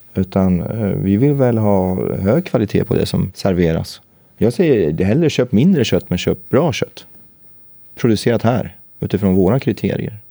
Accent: Gävle, Gävleborg County, Sweden; moved away; Jag var uppe i Gävle, eh, mina hemtrakter

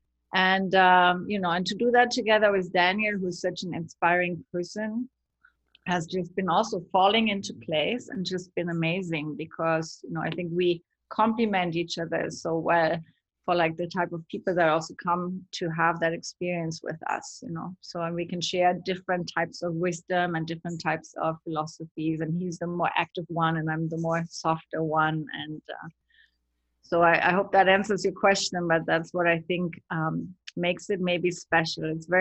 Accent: Germany; moved away as an adult; also born or lived in Los Angeles; now in Montezuma, Costa Rica; I grew up in Germany

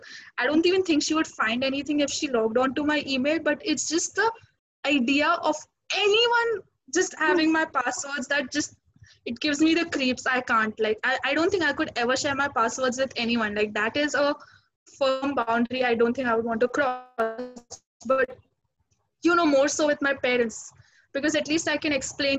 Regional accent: India; because we're Indian kids

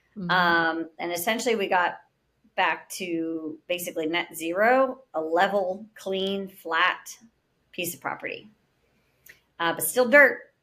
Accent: Pittsburgh, Pennsylvania, United States; born or raised there; now in Florida, United States

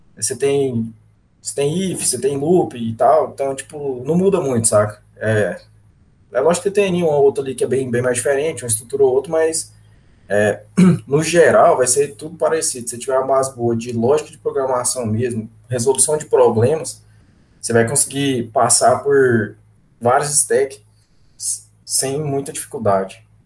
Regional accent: Goiás, Brazil; eu sou, sou goiano aqui

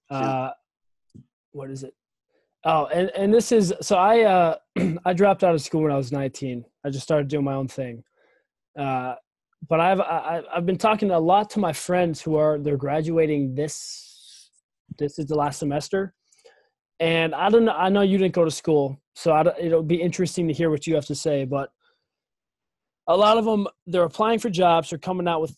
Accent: Cleveland, Ohio, United States; I'm from Cleveland.

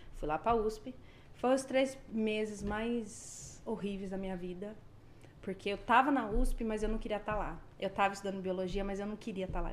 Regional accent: Indaiatuba, São Paulo, Brazil; moved away as an adult; now in Canada; eu sou de Indaiatuba

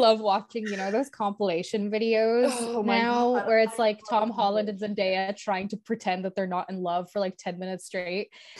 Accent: Ireland; as an Irish person

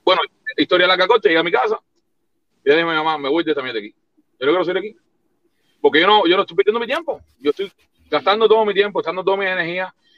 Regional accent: Cuba; moved away as an adult; now in United States

